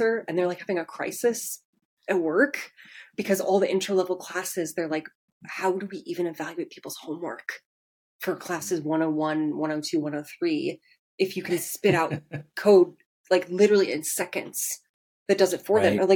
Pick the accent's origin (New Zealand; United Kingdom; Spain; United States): United States; Portland, Oregon; now in Seattle, United States; I'm originally from Portland, Oregon